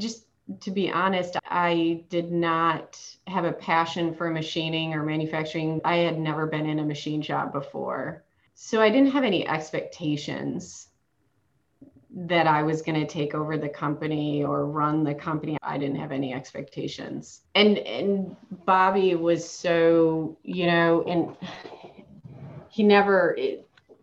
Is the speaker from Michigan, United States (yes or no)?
yes; Michigan, United States; moved away as an adult; also born or lived in Charlotte, North Carolina; now in Concord, United States; I am from Michigan. After I graduated from Michigan State, I moved to Charlotte to work for Bank